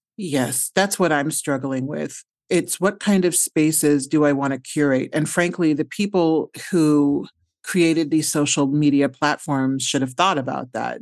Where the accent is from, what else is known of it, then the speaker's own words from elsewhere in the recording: Omaha, Nebraska, United States; moved away; I'm from Omaha, Nebraska